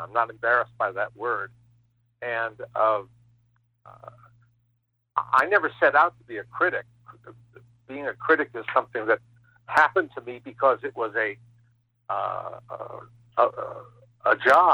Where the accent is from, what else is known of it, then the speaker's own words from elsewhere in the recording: Teaneck, New Jersey, United States; I grew up in Teaneck, New Jersey, which is a very close-in suburb of Manhattan